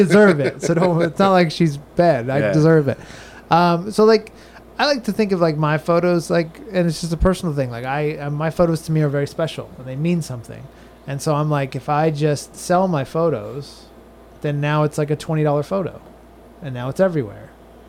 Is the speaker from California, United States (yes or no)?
yes; San Diego, California, United States; now in Florida, United States; San Diego.